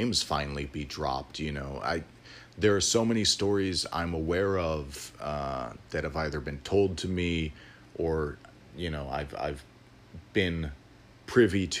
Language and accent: English; Illinois, United States; born and raised in Illinois, I grew up in the area around the Prairie Path